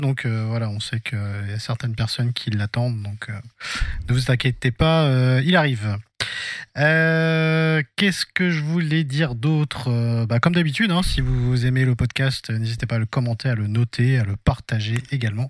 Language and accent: French; Nogent-sur-Marne, Île-de-France, France; à Nogent-sur-Marne, du coup, qui est ma ville natale, en 94